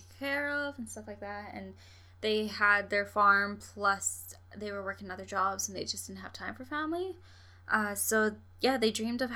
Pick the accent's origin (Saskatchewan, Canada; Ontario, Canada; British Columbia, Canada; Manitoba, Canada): Saskatchewan, Canada; I'm from Saskatchewan